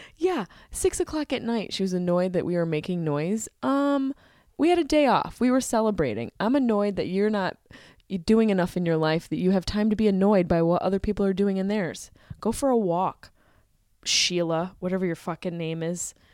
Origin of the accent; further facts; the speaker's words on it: Syracuse, New York, United States; I'm from Syracuse, New York